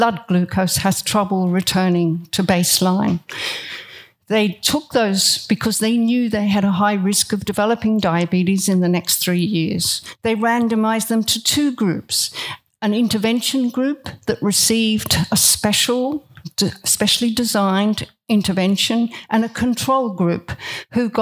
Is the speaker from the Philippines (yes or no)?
no; Australia; I am Australian and very proud to be Australian